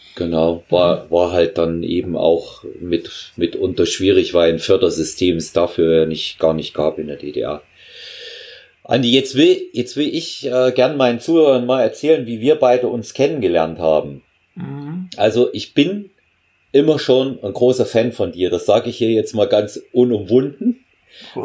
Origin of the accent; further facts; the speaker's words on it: Germany; ich bin ebenfalls in der DDR aufgewachsen, auch zur Schule gegangen